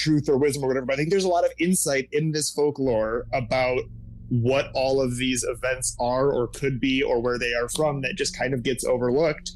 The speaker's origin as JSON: {"language": "English", "region": "Michigan", "country": "United States", "also_born_or_lived": "New York", "said": "we're not from Detroit, but we are from close enough to it"}